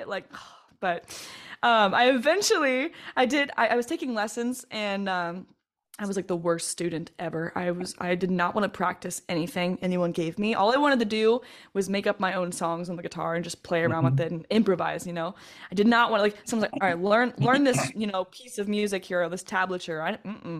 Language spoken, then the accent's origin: English; Northern Kentucky, United States; also born or lived in Cincinnati, Ohio / Batavia, Ohio; now in Middletown, United States; I grew up in Northern Kentucky, actually, but then I moved to Batavia